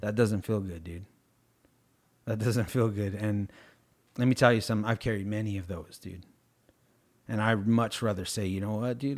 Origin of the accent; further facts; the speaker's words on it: United States; I'm too American